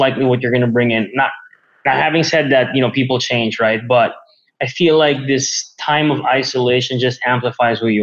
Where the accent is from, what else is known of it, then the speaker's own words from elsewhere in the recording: Manila, Metro Manila, Philippines; I was born and raised here in Manila, Philippines